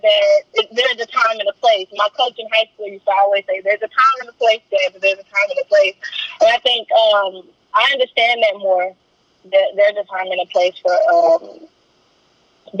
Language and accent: English; Custer County, Texas, United States; I was born and raised in Custer County, Texas